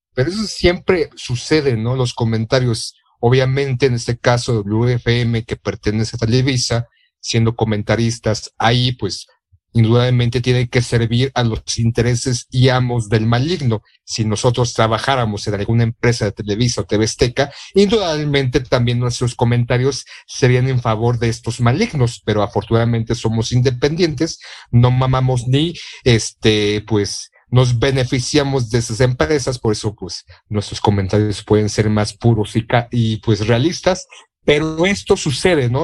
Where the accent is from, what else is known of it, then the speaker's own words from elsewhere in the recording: Mexico; como mexicano